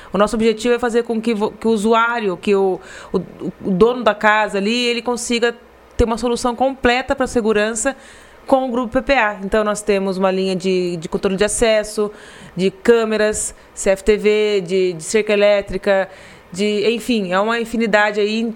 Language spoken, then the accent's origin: Portuguese; Garça, São Paulo, Brazil; eu nasci em Garça, meu irmão nasceu em Garça, meus pais nasceram em Garça, minha mãe nasceu, minha mãe nasceu em uma fazenda ali próxima, mas é Garça